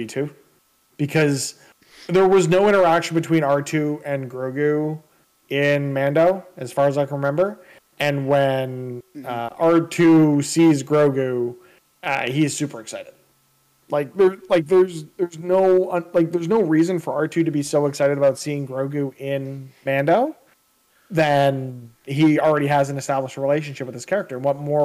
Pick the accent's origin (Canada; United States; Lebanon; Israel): Canada; as a Canadian